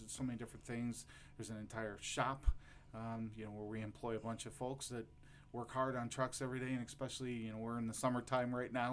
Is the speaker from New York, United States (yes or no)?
no; Lorain, Ohio, United States; I'm from Lorain, Ohio